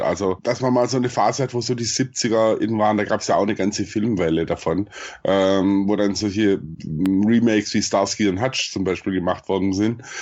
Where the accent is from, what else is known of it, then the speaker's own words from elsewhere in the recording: Swabia, Germany; accent: Swabian; ich bin Schwabe, also ich hab einen Sch- Akzent